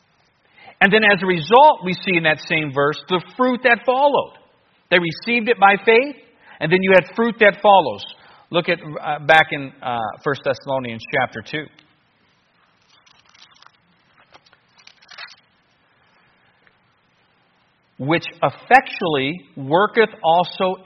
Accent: United States; I'm from America

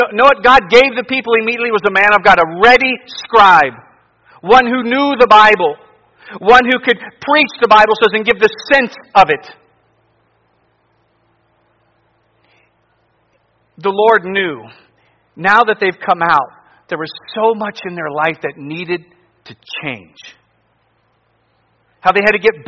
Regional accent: near Lodi, Ohio, United States; I was in a church not far from my hometown preaching on a Sunday morning. It was in Lodi, Ohio

